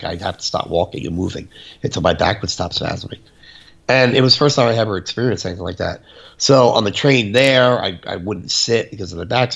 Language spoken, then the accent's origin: English; New Jersey, United States; I'm from New Jersey.